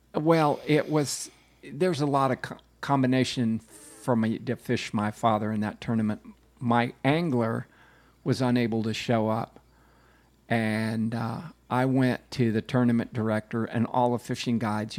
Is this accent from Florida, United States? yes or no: yes; Tampa, Florida, United States; I grew up in Tampa